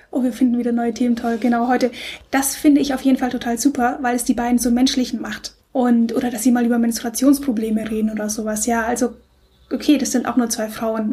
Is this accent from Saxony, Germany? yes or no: no; Stuttgart, Baden-Württemberg, Germany; ich komme aus Stuttgart, da bin ich aufgewachsen